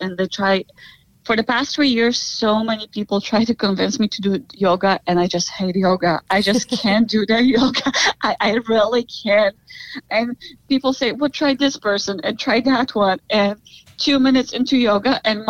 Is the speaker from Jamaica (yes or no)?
no; Poland; now in United States; I'm originally from Poland